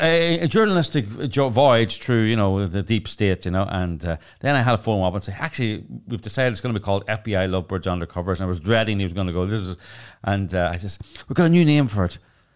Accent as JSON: {"language": "English", "region": "England", "country": "United Kingdom", "said": "because I'm old English and British and proper"}